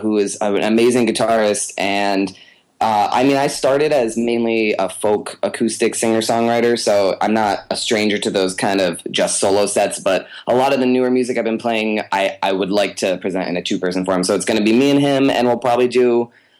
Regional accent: Connecticut, United States; moved away as an adult; also born or lived in Ithaca, New York; now in New York City, United States; I'm originally from Connecticut

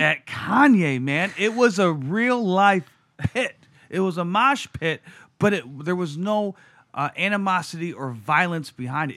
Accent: Detroit, Michigan, United States; as a kid growing up in Detroit in the nineties

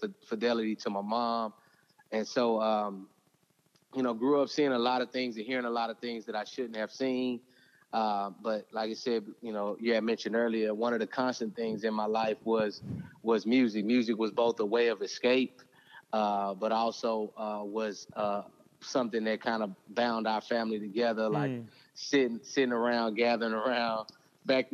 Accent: Houston, Texas, United States; I was born and raised in Houston, Texas

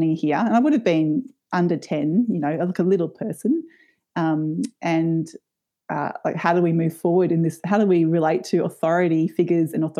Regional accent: Brisbane, Queensland, Australia; I grew up in Meanjin in Brisbane in a really vibrant suburb called Kurilpa, which is in West End.

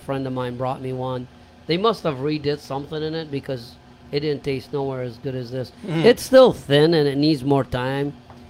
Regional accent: Michigan, United States; I'm from Michigan.

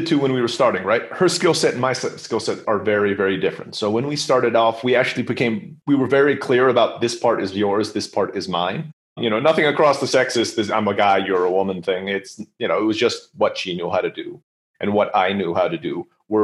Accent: United States; now in Mexico; I speak Spanish, but I'm American

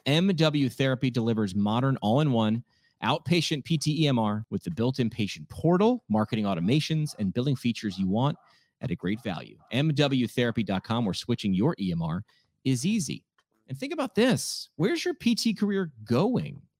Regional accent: New York, United States; I'm a New Yorker

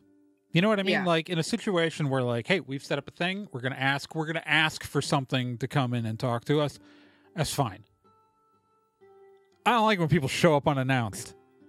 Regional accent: Chicago, Illinois, United States; born there; Oh, we're Chicago. I was born in Chicago.

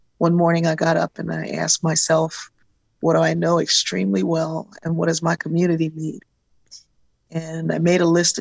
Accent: Wilmington, Delaware, United States; I grew up in Wilmington, Delaware

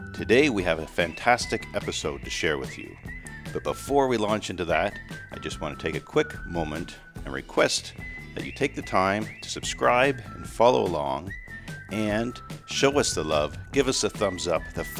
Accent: Eastern Ontario, Canada; I'm from Eastern Ontario

